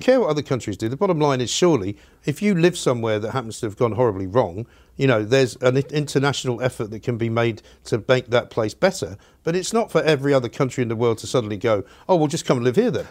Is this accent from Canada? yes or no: no; United Kingdom; I'm a British person. I'm one of the British people.